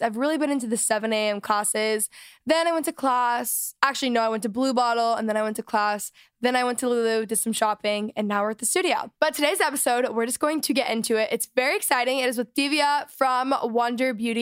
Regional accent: Texas, United States; now in Los Angeles, United States; I grew up in Texas, and I live in L

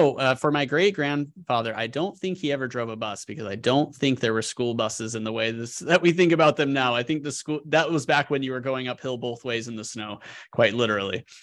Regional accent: Colorado, United States; moved away as an adult; also born or lived in New York City; now in Arkansas, United States; growing up in Colorado

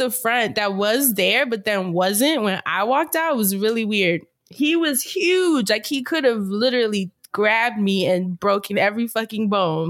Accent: New York, United States; moved away; God, I'm such a New Yorker.

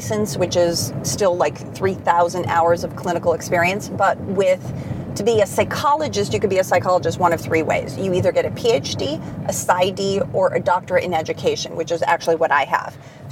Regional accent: Chicago, Illinois, United States; moved away as an adult; now in California, United States; I grew up in Chicago, did my undergraduate there

